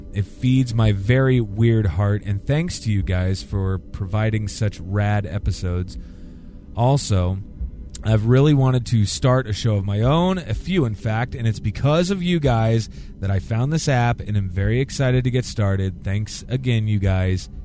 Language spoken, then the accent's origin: English; United States; in my hometown here